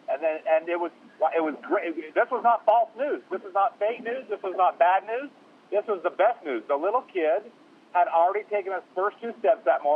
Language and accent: English; Utah, United States; I'm from Utah